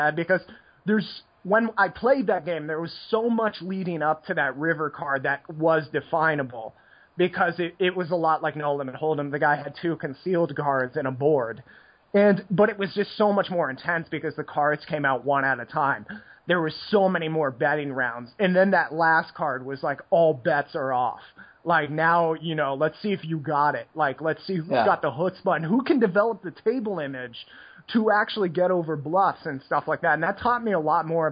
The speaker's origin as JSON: {"language": "English", "country": "United States", "tie": "born or raised there", "said": "growing up in the States playing poker was pretty boring because everything was limit when I was a kid"}